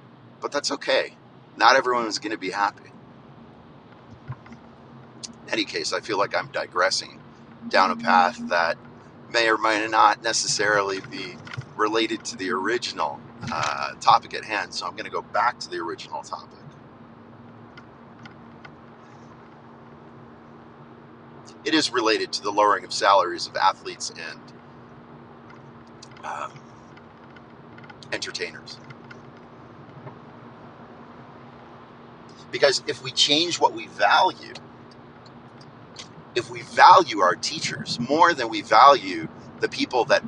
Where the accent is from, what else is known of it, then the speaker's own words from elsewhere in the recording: United States; as American people